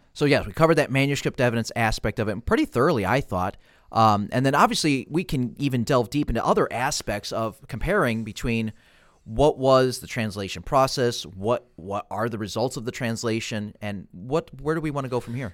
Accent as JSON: {"language": "English", "country": "United States", "said": "I'm an American"}